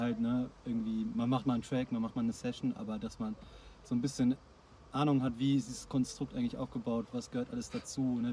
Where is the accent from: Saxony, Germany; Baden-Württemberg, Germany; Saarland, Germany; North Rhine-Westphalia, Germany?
North Rhine-Westphalia, Germany; Ruhr area; wir halt durch Ruhrpott verteilt sind